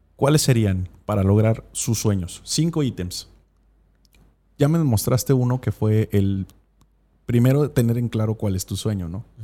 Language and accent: Spanish; Mexico; Tuve una, educación cristiana convencional, como muchos mexicanos.